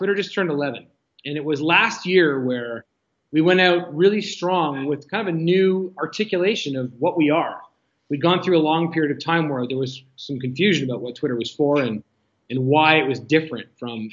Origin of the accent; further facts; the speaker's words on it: Ottawa, Ontario, Canada; moved away as an adult; now in Toronto, Canada; I'm a proud Canadian, born and raised in Ottawa, now living in Toronto for the last 20 years or so